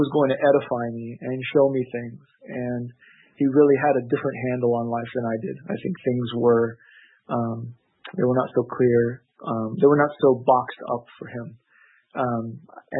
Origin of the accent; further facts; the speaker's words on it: Los Angeles, California, United States; also born or lived in Orange County; growing up in the Los Angeles area